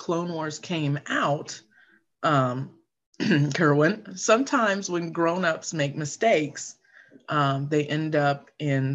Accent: Florida, United States; I grew up in Florida, and my parents met at Disney, and they both worked there

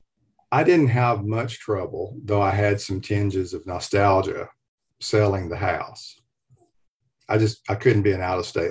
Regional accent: Fort Payne, Alabama, United States; moved away; also born or lived in Nashville, Tennessee; the people I grew up with in Fort Payne, Alabama, in the foothills of Appalachia

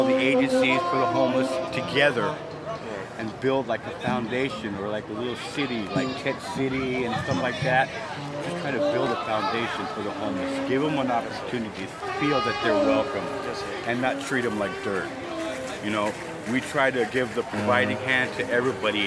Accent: San Diego, California, United States; I'm actually from San Diego

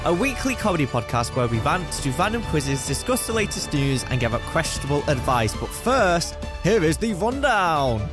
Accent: United Kingdom; I am a Brit myself.

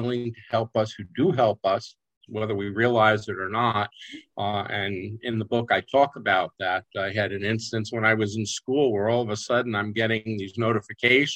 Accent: New York, United States; I grew up in New York State

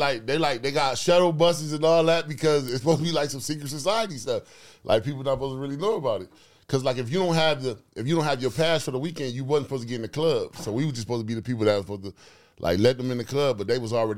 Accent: New York, United States; I grew up with you on Chatty Patty, where I'm from. We from New York.

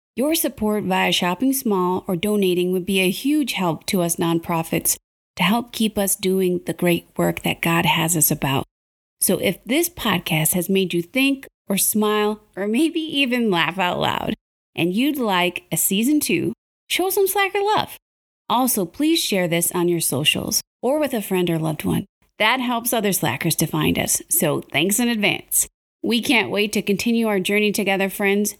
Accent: Michigan, United States; moved away; the area that I grew up in Michigan

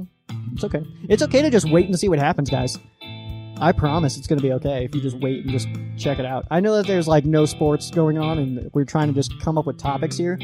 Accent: Colorado Springs, Colorado, United States; my hometown, Colorado Springs

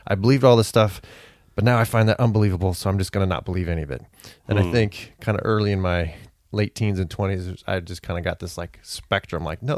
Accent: California, United States; So I was raised in California as a fundamentalist.

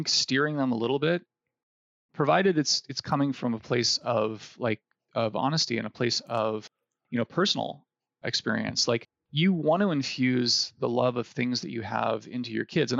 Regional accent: Ohio, United States; moved away; I grew up in Ohio, which is a wonderful place to live for anybody who's living there now

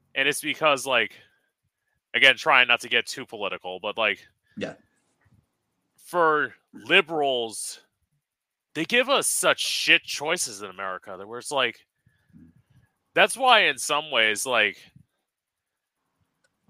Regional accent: United States; also born or lived in Florida; I have to speak as an American.

